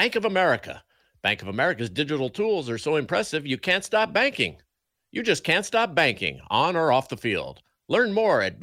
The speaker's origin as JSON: {"language": "English", "town": "Denver", "region": "Colorado", "country": "United States", "tie": "born or raised there", "said": "when I was a little boy growing up in Denver"}